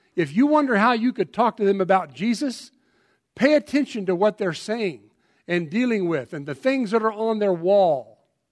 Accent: Colorado, United States; I'm from Colorado

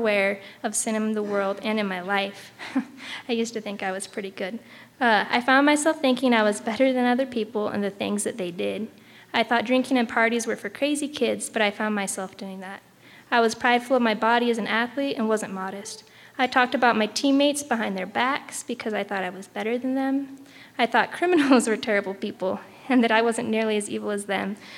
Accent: Boise, Idaho, United States; I grew up in Boise, Idaho

